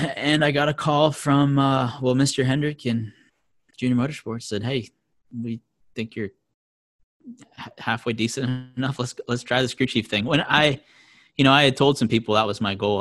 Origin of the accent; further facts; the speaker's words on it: Vermont, United States; I'm from Vermont